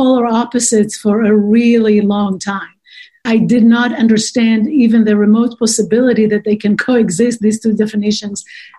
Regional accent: Israel; So I was born and raised in Israel in the mid-60s.

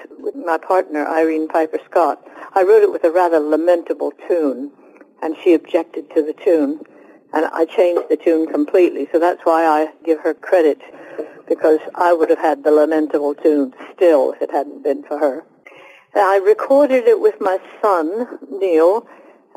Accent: United Kingdom; also born or lived in Oxford; I am British.

